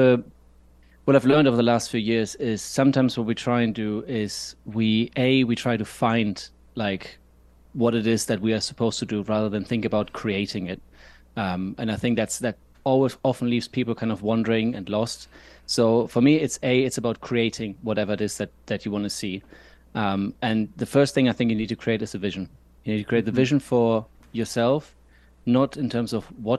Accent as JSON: {"language": "English", "country": "Germany", "tie": "born or raised there", "moved": "yes", "lives_now": "Scotland, United Kingdom", "said": "I'm not from here. I'm from Germany. So it's more of a summer that I was used to as a kid"}